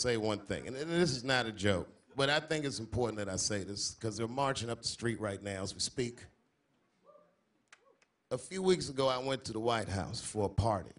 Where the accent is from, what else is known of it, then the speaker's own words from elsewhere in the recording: Washington, District of Columbia, United States; I'm from Washington, so I saw the bus stop, well, the corner where the bus stop used to be, where I used to catch the bus to school